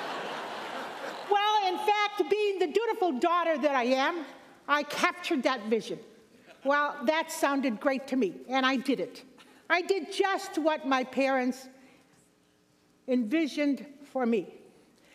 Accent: Chicago, Illinois, United States; I grew up in Chicago, Illinois

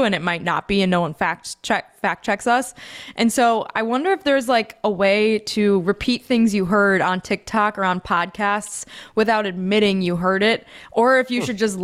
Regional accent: Midwest, United States; accent: Midwestern; I sound like I'm very Midwestern sometimes

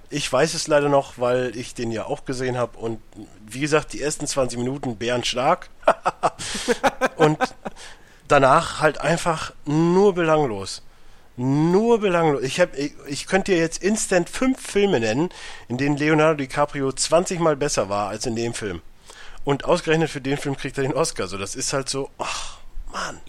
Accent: Germany; als Europäer, beziehungsweise als Deutscher

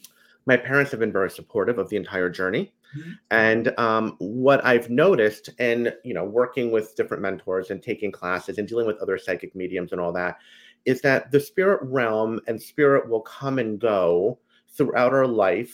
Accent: New Jersey, United States; I am from New Jersey, through and through. A Jersey boy like you

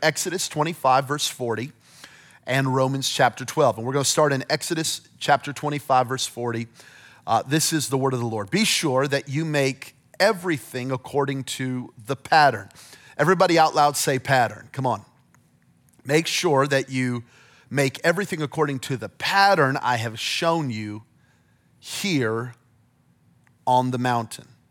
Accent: Belen, New Mexico, United States; moved away; I'm from Belen, New Mexico, population seventeen hundred people

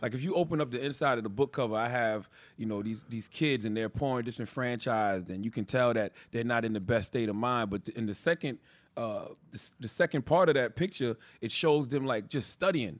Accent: Moncks Corner, South Carolina, United States; moved away; I come from Monk's Corner, South Carolina

